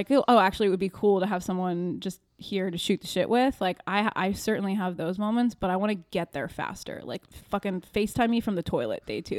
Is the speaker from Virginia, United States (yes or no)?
yes; Virginia, United States; I'm from Virginia.